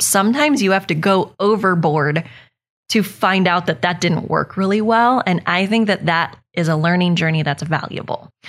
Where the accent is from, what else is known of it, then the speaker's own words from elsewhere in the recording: Northern California, United States; moved away as an adult; now in Oakhill; I'm from California. I'm from Northern California